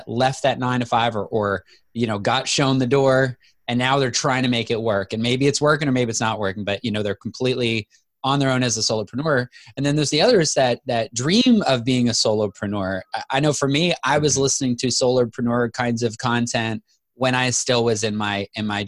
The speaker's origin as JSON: {"language": "English", "region": "Manitoba", "country": "Canada", "tie": "born or raised there", "moved": "as an adult", "said": "I moved to Manitoba, Canada in fifth grade and lived there all the way through college."}